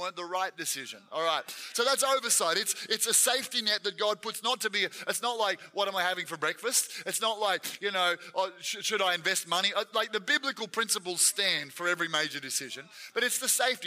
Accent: Gippsland, Victoria, Australia; I was from Gippsland, which is on the east side.

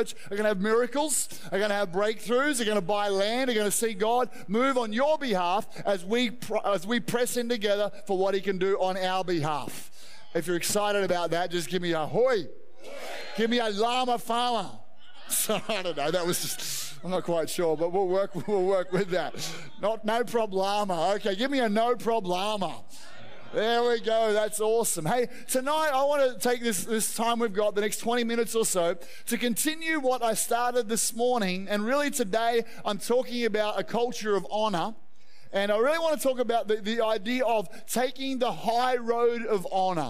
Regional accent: Australia; I love being an Australian.

